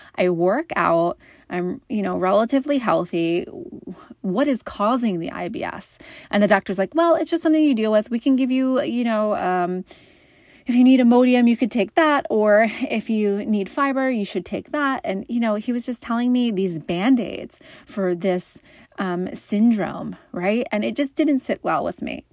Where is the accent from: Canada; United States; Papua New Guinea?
United States; just outside of Philly, Pennsylvania; now in Massachusetts, United States; I'm originally from Pennsylvania, just outside of Philly